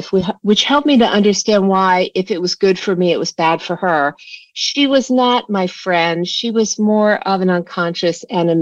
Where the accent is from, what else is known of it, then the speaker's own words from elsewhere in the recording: Washington, District of Columbia, United States; I grew up in Washington, D.C.